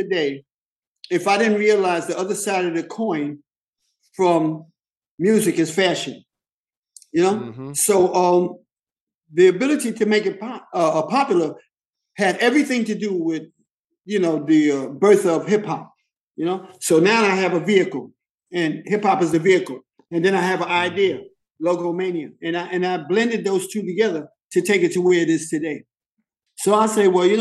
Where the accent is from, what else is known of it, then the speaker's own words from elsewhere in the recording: New York City, New York, United States; I come from East Harlem. The buildings that I grew up in were so dilapidated